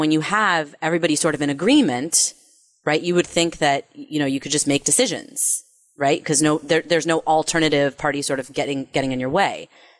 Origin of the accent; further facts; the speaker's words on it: California, United States; my home state of California